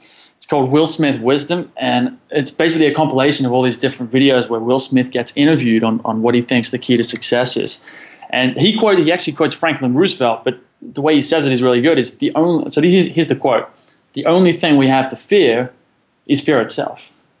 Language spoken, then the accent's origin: English; Sydney, New South Wales, Australia; Well, so I'm from Sydney, Australia.